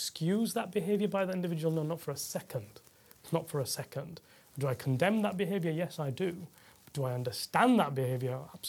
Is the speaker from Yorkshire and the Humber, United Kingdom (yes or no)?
yes; Yorkshire and the Humber, United Kingdom; I'd say I'm Yorkshireman through and through.